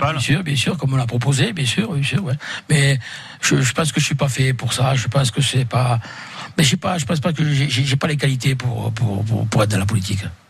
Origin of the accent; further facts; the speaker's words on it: Occitania, France; nous sommes français, mais nous sommes fiers d'être catalans parce que nous sommes issus de, de familles catalanes